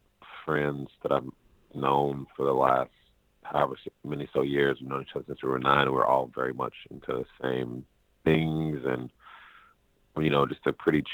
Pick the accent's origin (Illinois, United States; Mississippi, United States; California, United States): Illinois, United States; Chicago; moved away as an adult; now in Los Angeles, United States; From Chicago, Illinois